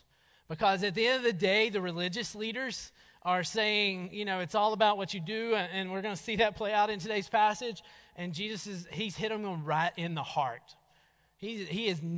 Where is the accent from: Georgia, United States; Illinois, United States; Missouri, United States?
Georgia, United States; North; moved away; we grew up in North Georgia